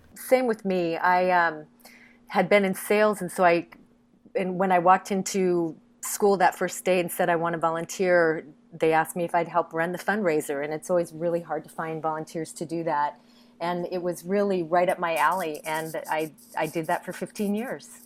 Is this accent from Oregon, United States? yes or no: yes; Eugene, Oregon, United States; I'm from Eugene, Oregon, where the University of Oregon is located